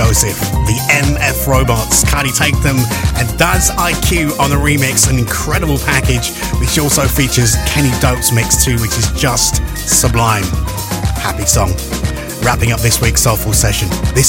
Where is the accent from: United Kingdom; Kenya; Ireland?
United Kingdom; Leicester, East Midlands; my hometown of Leicester